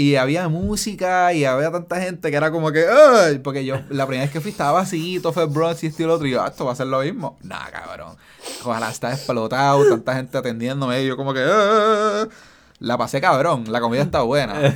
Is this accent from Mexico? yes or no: no; Caguas, Puerto Rico; como yo soy de Caguas